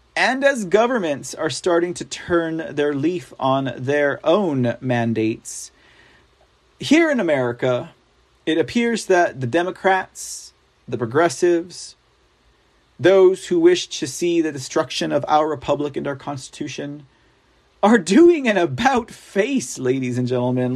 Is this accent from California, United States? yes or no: no; Texas, United States; I am a Texan